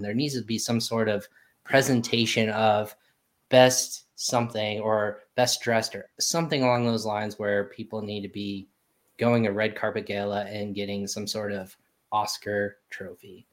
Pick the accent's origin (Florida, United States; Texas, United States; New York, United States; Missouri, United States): Texas, United States; I was born in Texas, so I have Texas running through my veins